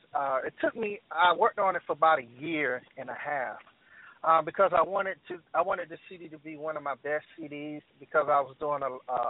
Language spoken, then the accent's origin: English; Columbia, South Carolina, United States; I'm from Columbia, South Carolina, born and raised